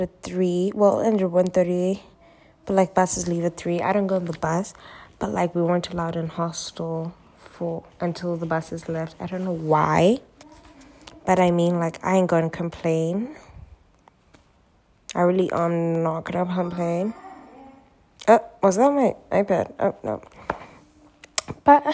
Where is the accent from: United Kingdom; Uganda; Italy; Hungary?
Uganda; Uganda, which is my home country